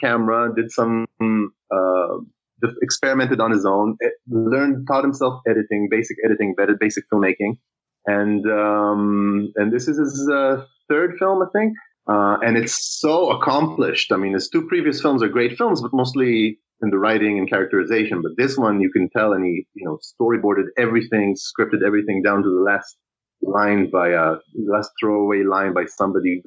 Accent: Israel; I'm from Israel

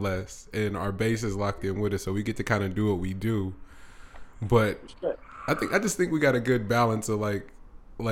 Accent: United States; for us as black American males

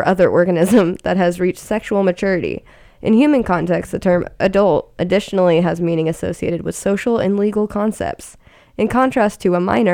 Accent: Sacramento, California, United States; moved away as an adult; now in San Francisco, United States; I'm from Sacramento

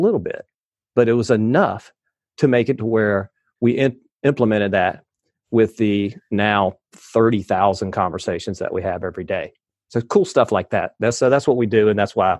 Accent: the South, United States; I'm from the South

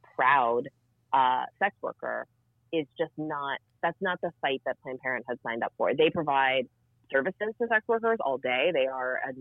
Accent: American South, United States; I grew up in the American South

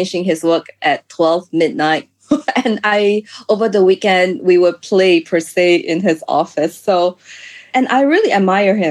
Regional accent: Singapore; moved away as an adult; also born or lived in France; I grew up in Singapore, so I don't really have this sense of danger until I started living in other countries

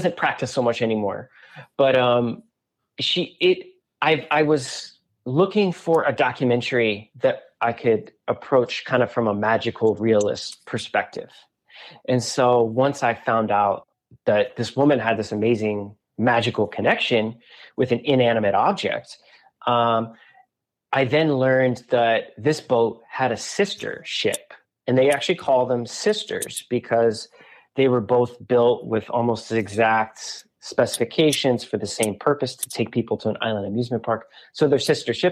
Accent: Southern Virginia, United States; moved away; also born or lived in New York City / Michigan; I'm not from Michigan originally. I'm from Southern Virginia, but I was living in New York City

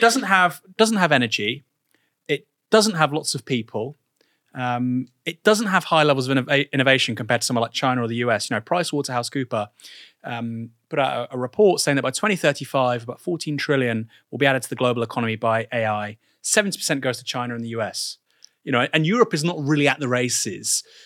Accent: England, United Kingdom; I actually like think of myself as an English person

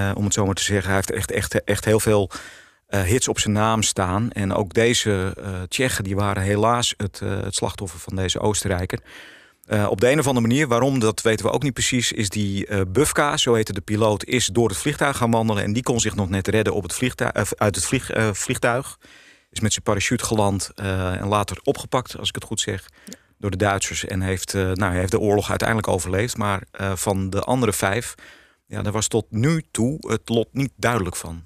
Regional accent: Netherlands; voor ons als Nederlanders

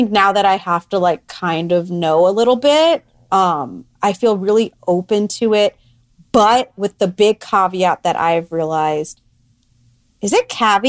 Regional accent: Florida, United States; born or raised there

